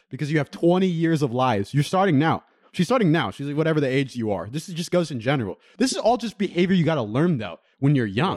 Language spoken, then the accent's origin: English; Middlefield, California, United States; I grew up on Middlefield